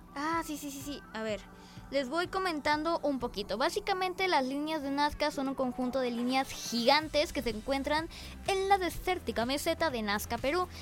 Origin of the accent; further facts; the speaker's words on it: Mexico; como mexicanos